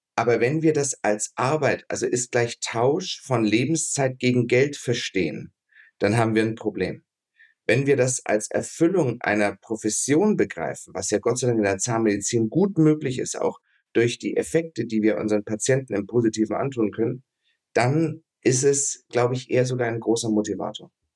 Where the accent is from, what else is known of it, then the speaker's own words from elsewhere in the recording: Ansbach, Bavaria, Germany; also born or lived in Duisburg; ich bin geboren in Duisburg, weil mein Großvater da Gynäkologe war. Hm. Aufgewachsen hier in, in Franken, also bei Nürnberg, eine Stadt heißt Ansbach